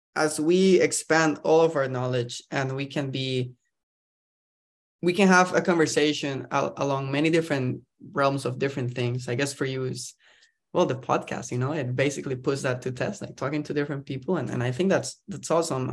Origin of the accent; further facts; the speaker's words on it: Costa Rica; moved away as an adult; also born or lived in New York; now in California, United States; I'm, I'm from Costa Rica, actually. I'm not, uh, from around here